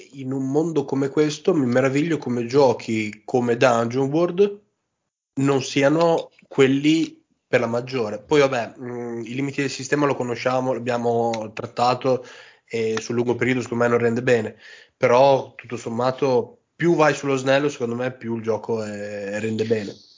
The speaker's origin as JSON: {"language": "Italian", "town": "Modena", "region": "Emilia-Romagna", "country": "Italy", "said": "io sono di Modena"}